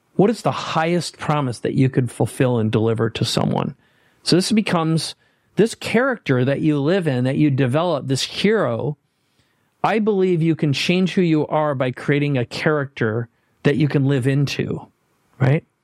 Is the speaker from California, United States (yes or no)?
no; Minnesota, United States; now in San Diego, United States; I live in San Diego. On purpose, I grew up in Minnesota